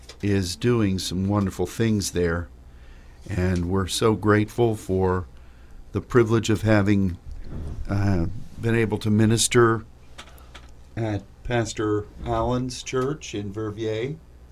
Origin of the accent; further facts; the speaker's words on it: France; accent: French; English is a second language; That's my crazy French accent, which always sets Sylvie to giggling.